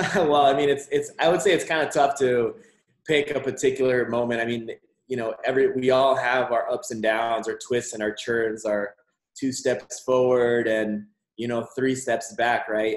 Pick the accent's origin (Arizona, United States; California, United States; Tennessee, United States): Arizona, United States; Nogales; also born or lived in Mexico / Tucson, Arizona; I was born in Mexico, uh, but I was raised alongside the border here in Nogales, Arizona, all my life until I moved to Tucson